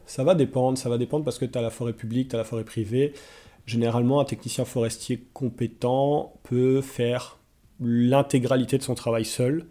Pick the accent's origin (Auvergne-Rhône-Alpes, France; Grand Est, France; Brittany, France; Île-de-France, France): Grand Est, France; Nancy; moved away as an adult; also born or lived in Gaspésie, Canada; now in Montreal, Canada; En France, j'habitais à Nancy, en Lorraine